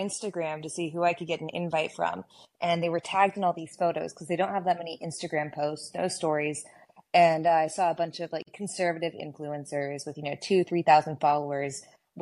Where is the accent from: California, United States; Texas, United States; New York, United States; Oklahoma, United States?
Texas, United States; I grew up in Texas